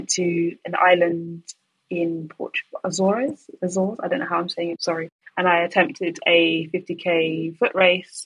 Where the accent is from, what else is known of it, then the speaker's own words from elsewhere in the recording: London, United Kingdom; born and raised in London